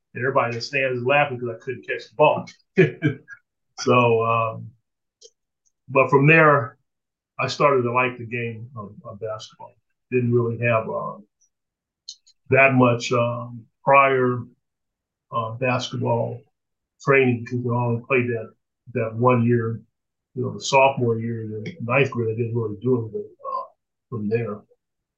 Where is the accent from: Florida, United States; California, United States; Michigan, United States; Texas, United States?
California, United States; Sacramento; I grew up in Sacramento, basically on the Florin area, in a school in Elk Grove